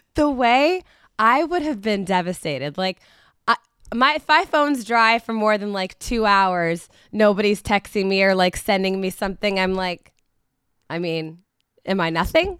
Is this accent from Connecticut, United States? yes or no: no; Hamilton, Ohio, United States; my hometown